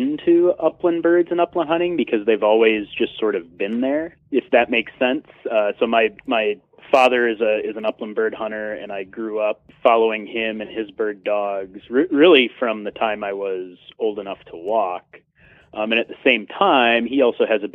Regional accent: Stevens Point, Wisconsin, United States; moved away as an adult; also born or lived in Nevada; now in Old Town, Maine, United States; I'm originally from Stevens Point, Wisconsin, and grew up there

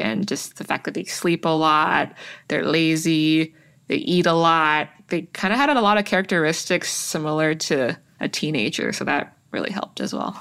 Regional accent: Toronto, Ontario, Canada; all of the South Asians that I grew up with in Toronto

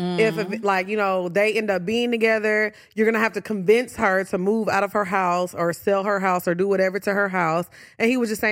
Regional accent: Orange, Texas, United States; I grew up in Orange, Texas.

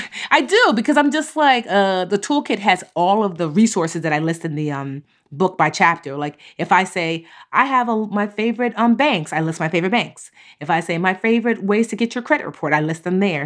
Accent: Newark, New Jersey, United States; bookstore in my hometown called Source of Knowledge. It's an amazing Black-owned bookstore in Newark.

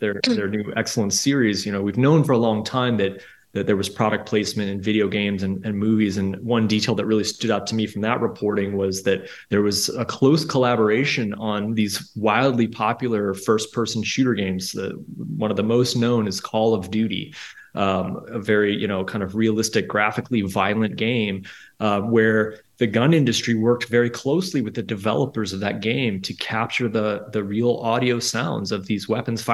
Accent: Midwest, United States; I grew up shooting guns in the Midwest

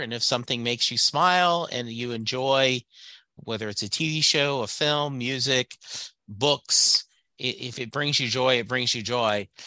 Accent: Southwest Louisiana, United States; a guy growing up in Southwest Louisiana like me in the 70s

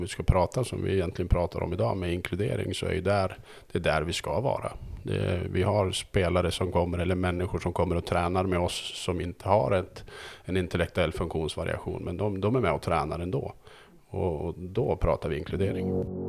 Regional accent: Söderhamn, Gävleborg County, Sweden; jag kommer från Söderhamn

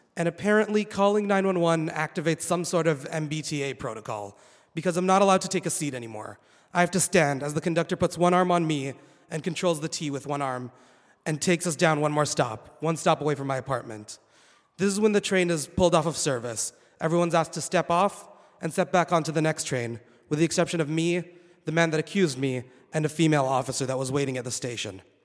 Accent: Saudi Arabia; moved away as an adult; also born or lived in Boston, United States; now in United States; I was born and raised in Saudi Arabia

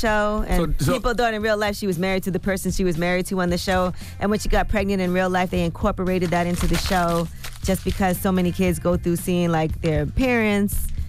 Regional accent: Brooklyn, New York, United States; I'm from Brooklyn. I've definitely heard of that happening.

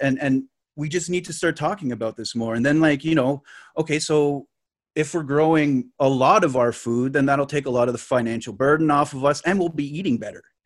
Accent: Lake Nipissing, Ontario, Canada; I'm, I'm from Lake Nipissing. So, like, Nipissing is, like, just north of North Bay

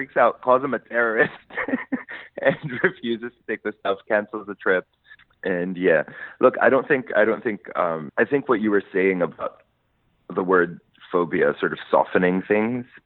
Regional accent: Lebanon; moved away as an adult; now in New York, United States; I grew up in Lebanon

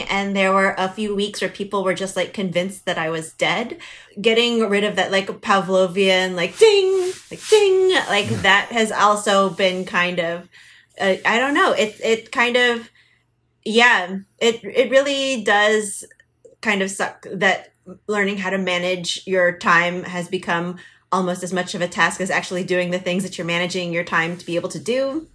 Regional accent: United States; I'm too American

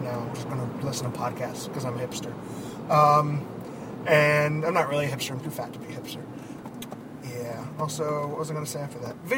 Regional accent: Boston, Massachusetts, United States; Because we're from Boston.

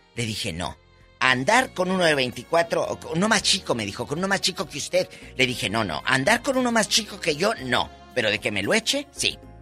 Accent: Matamoros, Tamaulipas, Mexico; allá en mi tierra, en Matamoros

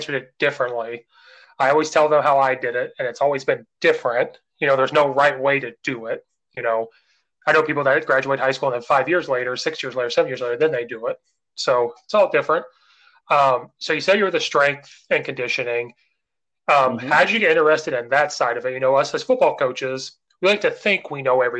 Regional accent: Illinois, United States; I'm from Illinois, from small towns.

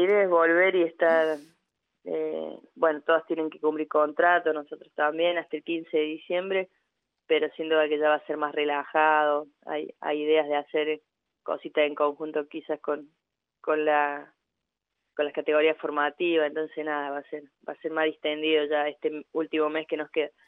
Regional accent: Córdoba, Argentina; moved away; yo también vengo de Córdoba, vengo del interior

